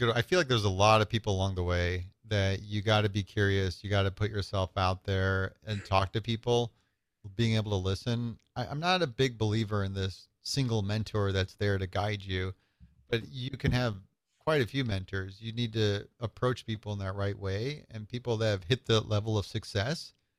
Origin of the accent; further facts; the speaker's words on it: Nebraska, United States; moved away as an adult; now in Chicago, United States; Yeah, I was born in Chicago, grew up in small town Nebraska, and had a nice experience of that small town life up until about 19, where I did some of my school in Nebraska and then ended up coming out to Chicago.